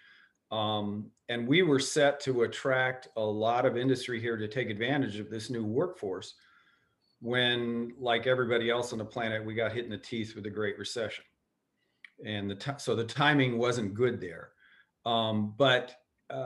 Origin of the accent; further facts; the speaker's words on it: Cocoa Beach, Florida, United States; I grew up on Cocoa Beach with the original seven astronauts being the kings of the village